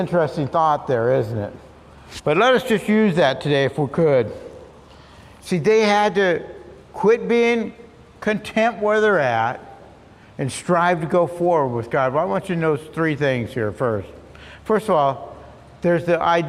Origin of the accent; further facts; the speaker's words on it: Long Beach, California, United States; I grew up in Long Beach, and I delivered the Long Beach Independent Press Telegram for about 4 years.